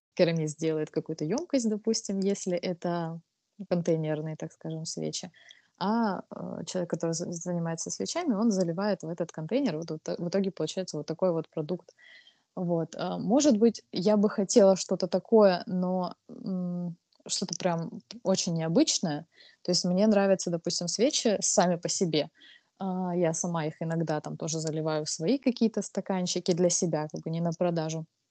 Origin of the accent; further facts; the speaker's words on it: Krasnodar, Krasnodar Krai, Russia; я из Краснодара, то есть я в Краснодаре участвовала в маркетах самых разных